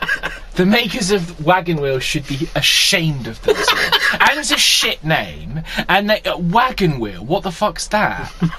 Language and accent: English; Scotland, United Kingdom; Now, it's, you know, I'm a Scottish man. Minus the accent now.